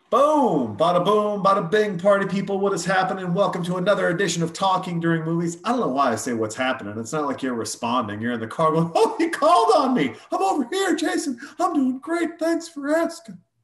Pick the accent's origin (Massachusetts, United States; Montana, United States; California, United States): Montana, United States; when we were growing up in Montana, we're 14 years old